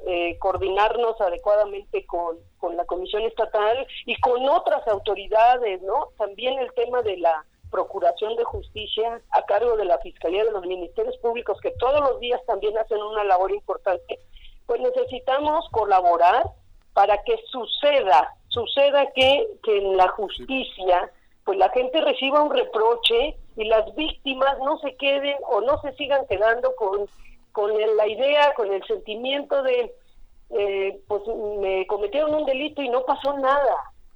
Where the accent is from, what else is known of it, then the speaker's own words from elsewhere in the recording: Cuernavaca, Morelos, Mexico; Soy de Cuernavaca, siempre he vivido en el mismo lugar, no me voy a ir de aquí